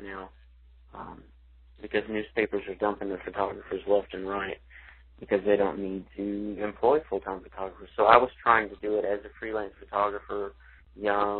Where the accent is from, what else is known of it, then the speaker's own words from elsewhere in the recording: Weatherford, Texas, United States; I grew up in Weatherford, Texas, half an hour west of Fort Worth